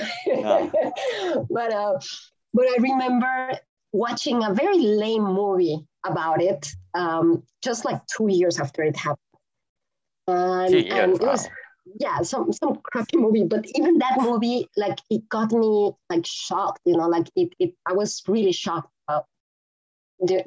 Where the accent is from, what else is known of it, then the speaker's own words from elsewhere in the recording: Mexico City, Mexico; English is a second language; now in Texas, United States; I grew up in Mexico City, and at a time where we were the most polluted city in the world.